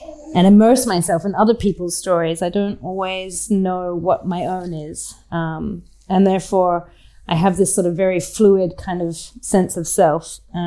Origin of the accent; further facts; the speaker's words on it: Australia; And that I didn't necessarily feel growing up in Australia because, well, despite being half British, I wasn't Australian, and I didn't identify with the land